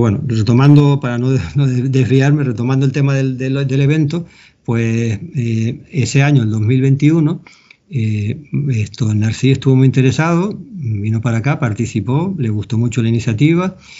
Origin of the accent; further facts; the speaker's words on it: Canary Islands, Spain; accent: Canarian; yo me he aprendido con acento canario a, decir las palabras en groenlandés